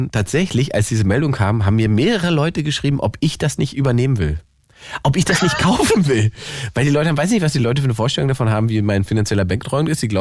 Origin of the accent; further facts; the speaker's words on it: Cologne, North Rhine-Westphalia, Germany; Hallo Ingmar, ich bin aus Köln. Aus Köln